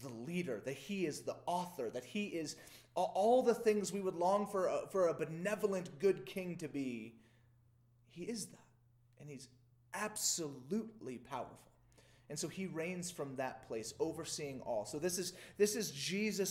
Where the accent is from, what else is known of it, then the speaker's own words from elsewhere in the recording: Louisiana, United States; I grew up in Louisiana in the South